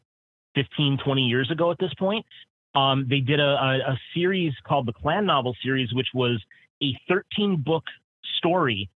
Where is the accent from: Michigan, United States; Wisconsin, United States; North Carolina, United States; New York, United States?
Wisconsin, United States; Milwaukee; my hometown of Milwaukee